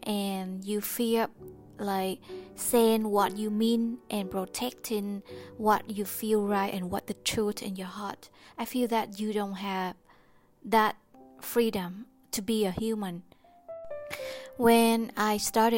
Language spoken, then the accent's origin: English; Vietnam; I was born in Vietnam, and I don't have the freedom of speech since I was young